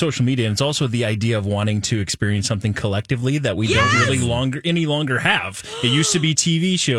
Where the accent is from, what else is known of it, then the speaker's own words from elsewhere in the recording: Minnesota, United States; also born or lived in Wisconsin; I'm from Minnesota.